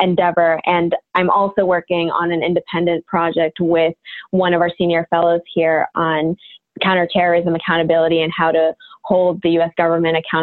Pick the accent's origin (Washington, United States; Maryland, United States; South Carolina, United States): Maryland, United States; moved away as an adult; also born or lived in Wellesley, Massachusetts; I'm from Maryland, born and raised 18 years until I headed off to Wellesley College